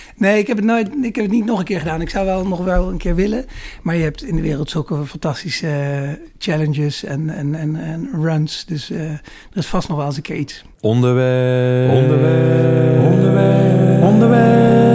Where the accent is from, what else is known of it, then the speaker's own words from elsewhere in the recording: Holten, Overijssel, Netherlands; moved away as an adult; also born or lived in Rotterdam / Amsterdam / Groningen; ik ben opgegroeid in, eh, in Holte. Daar ben ik geboren en getogen. Dat is in het oosten van Nederland, voorbij Deventer.